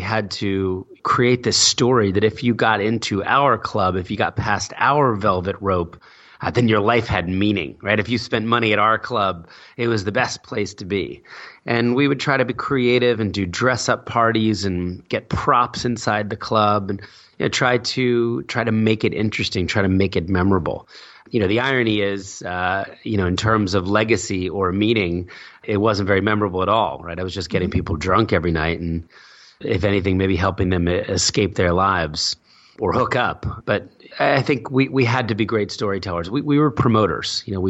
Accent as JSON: {"language": "English", "region": "New Jersey", "country": "United States", "tie": "born or raised there", "also_born_or_lived": "Philadelphia", "said": "I was born in Philadelphia, moved to Jersey when I was four"}